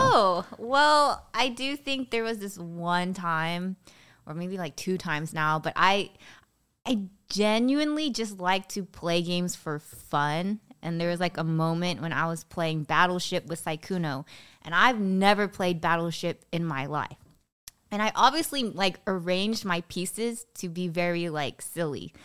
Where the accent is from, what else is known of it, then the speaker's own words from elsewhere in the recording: Bay Area, California, United States; Grew up in the Bay Area